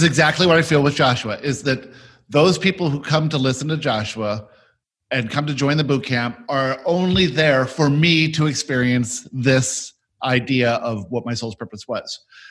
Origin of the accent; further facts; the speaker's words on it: South Africa; born there; I was born in South Africa and moved around all my childhood in the 60s and 70s.